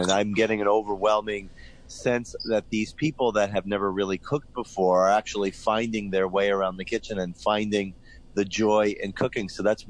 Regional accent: Wantagh, New York, United States; I grew up in New York and was born in Long Island as well.

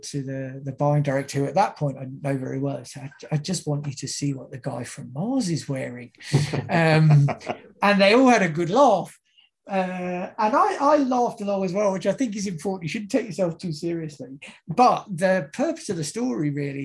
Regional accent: United Kingdom; moved away; my home country of the UK

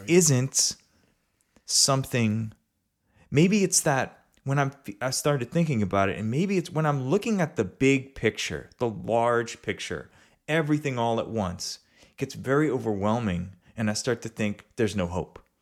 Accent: River Ridge, Louisiana, United States; I grew up in River Ridge, Louisiana

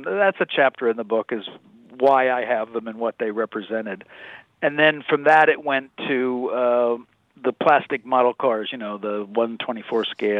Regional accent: Kansas, United States; I'm from the Midwest. Uh-huh. Grew up in Kansas.

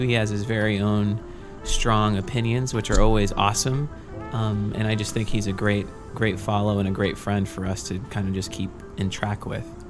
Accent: Victoria, Texas, United States; moved away as an adult; also born or lived in Rochester; I'm from Victoria, Texas, which is a town kind of close

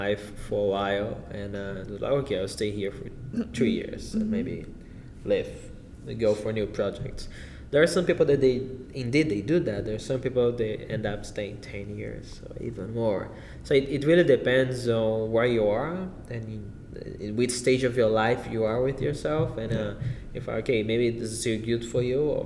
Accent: Brasília, Federal District, Brazil; moved away; also born or lived in São Paulo; I'm from Brasília, which is a country inside. And then I moved to a big city in my country

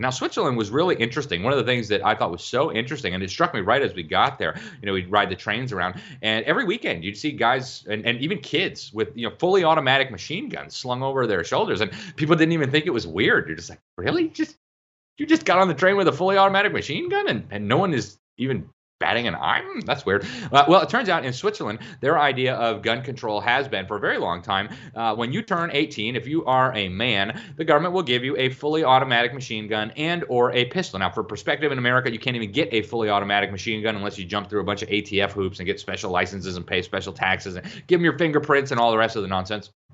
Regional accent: Mexico; moved away; I grew up in Mexico. I lived in Mexico longer than any other place in the world.

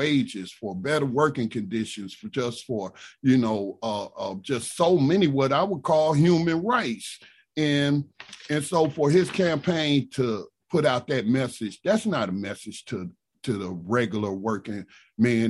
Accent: North Carolina, United States; born or raised there

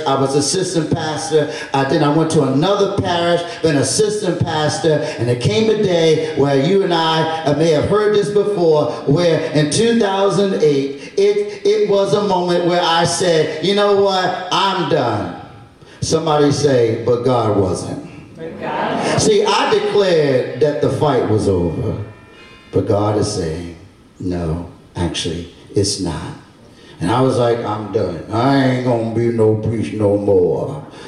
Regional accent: Baltimore, Maryland, United States; born or raised there; moved away as an adult; also born or lived in New Orleans

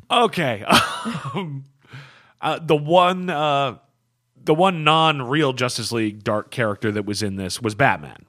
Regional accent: United States; as an American

